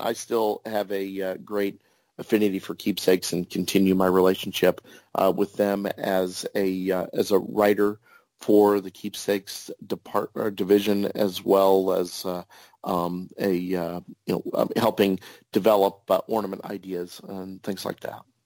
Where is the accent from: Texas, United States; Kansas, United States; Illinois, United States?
Kansas, United States; also born or lived in New York State; I was born in New York State, but moved to uh, Kansas right around the time of the moonshot of the Apollo 11